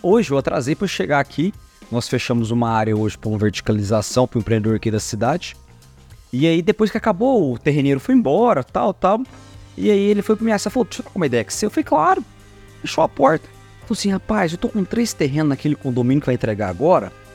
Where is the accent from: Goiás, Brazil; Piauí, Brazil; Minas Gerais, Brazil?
Goiás, Brazil; nós somos goiano